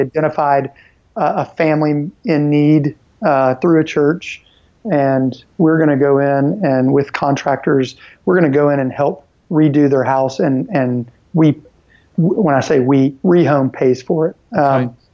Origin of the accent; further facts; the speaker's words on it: Nashville, Tennessee, United States; I'm originally from Nashville and then moved away uh, to go to college and then moved back